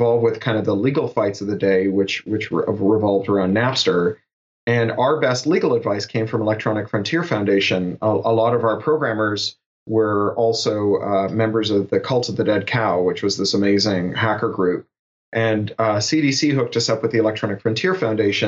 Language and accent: English; Toronto, Ontario, Canada; I grew up in Toronto